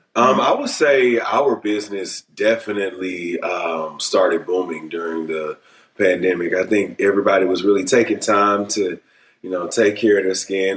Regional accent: Beaumont, Texas, United States; I grew up in the South in Beaumont, Texas.

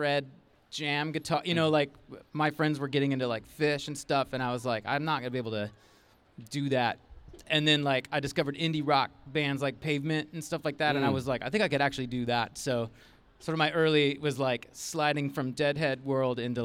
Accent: Chicago, Illinois, United States; moved away; Chicago, originally

